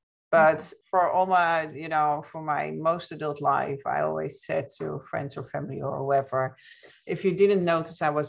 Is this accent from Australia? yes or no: no; Netherlands; moved away as an adult; also born or lived in Ireland; now in United States; I'm originally from the Netherlands. I live here in the States